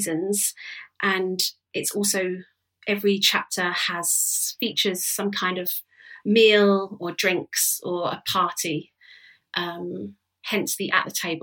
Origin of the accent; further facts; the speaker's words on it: London, United Kingdom; That's how I've sort of grown up, is this, going out a lot, basically being a Londoner